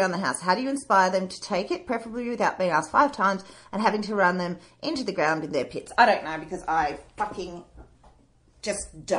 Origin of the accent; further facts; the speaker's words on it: Lithgow, New South Wales, Australia; Is this because I'm from Lithgow?